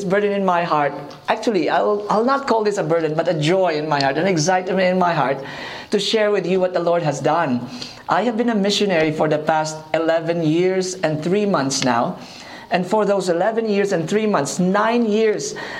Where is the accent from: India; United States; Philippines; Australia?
Philippines; I am from the Philippines.